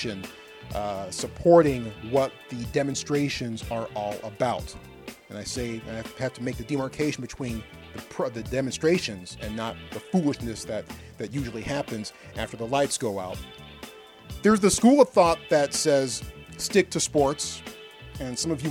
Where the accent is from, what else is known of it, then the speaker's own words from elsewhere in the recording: United States; I am an American. I was born with the same civil rights that most of you were born